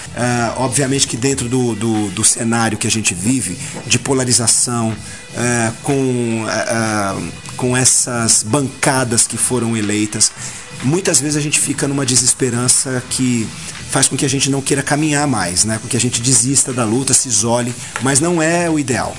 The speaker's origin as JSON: {"language": "Portuguese", "region": "São Paulo", "country": "Brazil", "tie": "born or raised there", "said": "aquele negrinho que nasceu na Casa Verde, no Hospital e Maternidade Casa Verde, no bairro da Casa Verde, viveu, cresceu, foi para Casa Verde Alta, voltou para Casa Verde"}